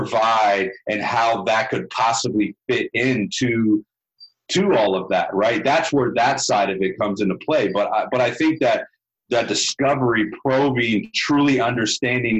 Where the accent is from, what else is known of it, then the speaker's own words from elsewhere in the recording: the South, United States; growing up in the South